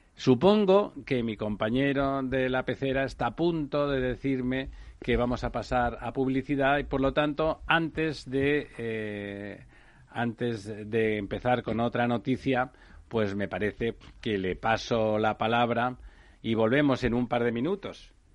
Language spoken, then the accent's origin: Spanish; Barcelona, Catalonia, Spain; mi ciudad natal es Barcelona